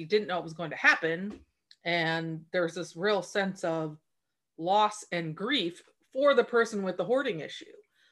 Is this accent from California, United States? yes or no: no; Port Angeles, Washington, United States; moved away as an adult; I grew up in Port Angeles, Washington